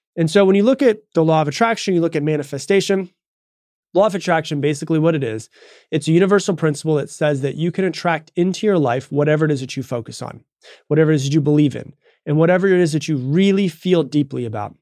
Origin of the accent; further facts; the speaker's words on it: Florida, United States; moved away as an adult; also born or lived in Texas; I'm from Florida. I was in Texas